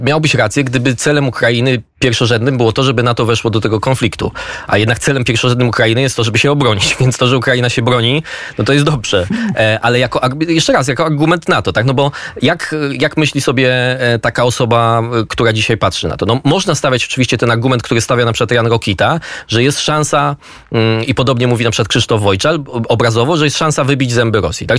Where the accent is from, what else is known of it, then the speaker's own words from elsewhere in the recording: Poland; my z Polski